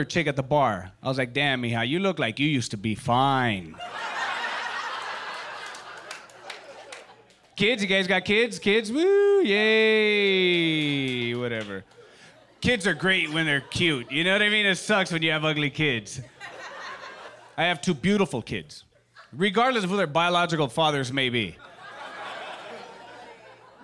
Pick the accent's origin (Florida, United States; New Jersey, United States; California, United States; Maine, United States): California, United States; Los Angeles; I am from East